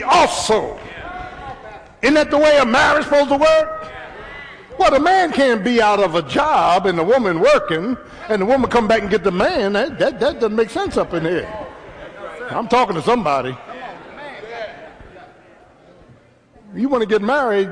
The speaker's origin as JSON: {"language": "English", "town": "Philadelphia", "region": "Pennsylvania", "country": "United States", "tie": "born or raised there", "said": "my first 17 years was in South Philly"}